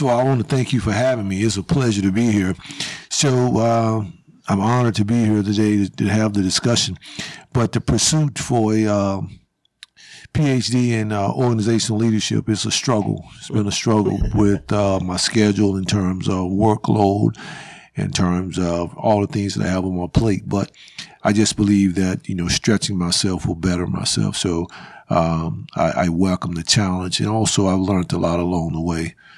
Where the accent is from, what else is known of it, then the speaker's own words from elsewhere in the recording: Winston-Salem, North Carolina, United States; I grew up in East Winston.